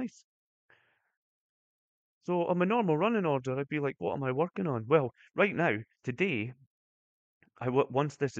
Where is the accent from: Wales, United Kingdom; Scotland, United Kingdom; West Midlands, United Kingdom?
Scotland, United Kingdom; Brechin; I'm from Brechin.